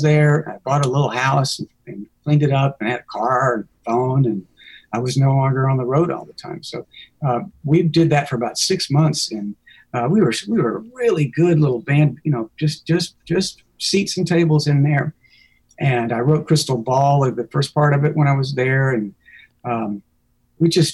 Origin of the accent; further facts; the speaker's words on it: Montgomery, Alabama, United States; moved away as an adult; So I went back to my hometown in Montgomery, Alabama